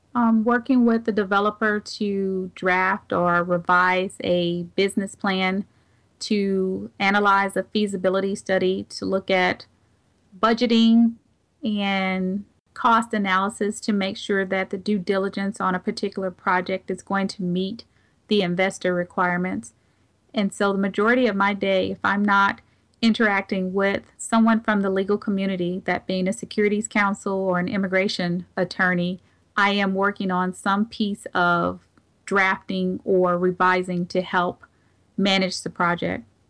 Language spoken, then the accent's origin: English; St. Louis, Missouri, United States; being born and raised here in Saint Louis